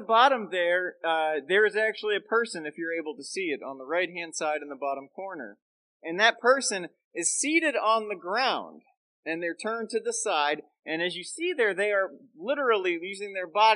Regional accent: Central Florida, United States; moved away as an adult; now in Chicagoland, United States; growing up in the South and Southwest and Central Florida

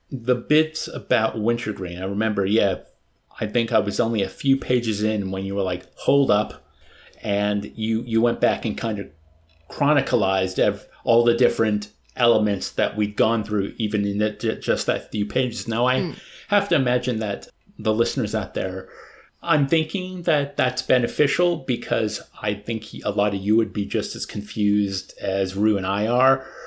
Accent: United States; first language English; I'm an American

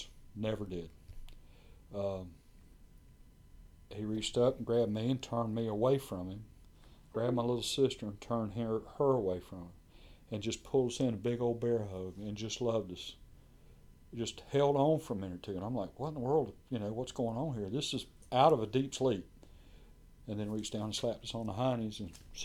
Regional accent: Brunswick, United States; moved away; I was born and raised in Brunswick

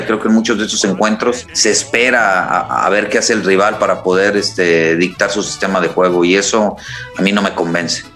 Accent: Tepic, Nayarit, Mexico; moved away; En estos momentos me encuentro en mi ciudad natal, estoy en Tepic Nayarit

